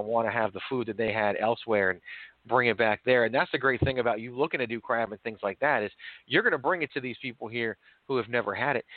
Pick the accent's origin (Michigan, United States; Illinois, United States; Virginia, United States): Virginia, United States; also born or lived in New York; I was born in New York, but I actually grew up in Virginia